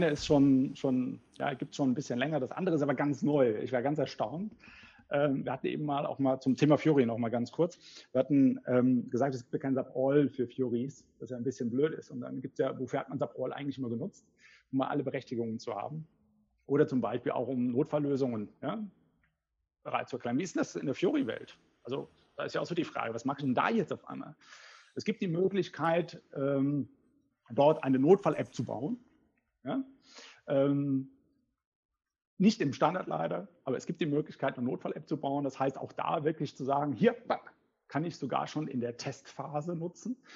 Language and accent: German; Cologne, North Rhine-Westphalia, Germany; ich bin Kölner.